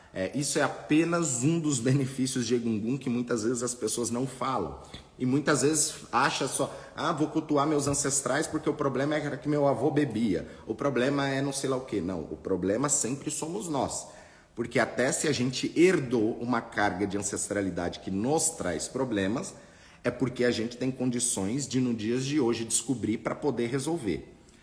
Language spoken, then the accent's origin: Portuguese; Brazil; nós nascemos aqui no Brasil